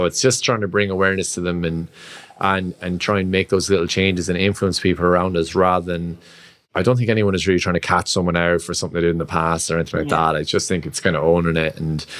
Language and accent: English; Roscrea, Munster, Ireland; I'm like, I'm from Rosscrea.